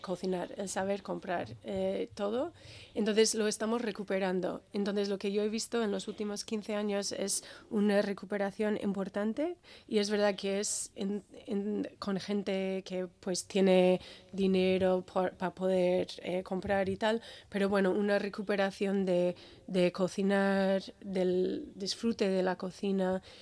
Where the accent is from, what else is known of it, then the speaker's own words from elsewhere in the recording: Birmingham, Alabama, United States; Spanish is a second language; moved away as an adult; now in Basque Country, Spain; nací en Alabama, soy del sur de los Estados Unidos